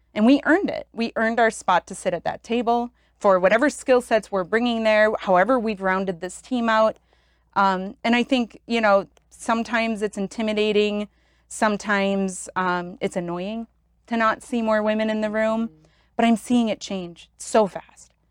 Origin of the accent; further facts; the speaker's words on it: Wisconsin, United States; moved away as an adult; also born or lived in Michigan / Atlanta; Originally from Wisconsin.